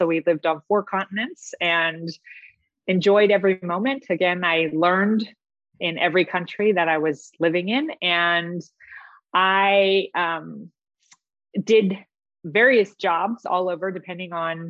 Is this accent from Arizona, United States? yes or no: no; San Diego, California, United States; I grew up in Del Cerro. My father was in the Navy, so we lived in Del Cerro, which is across from San Diego State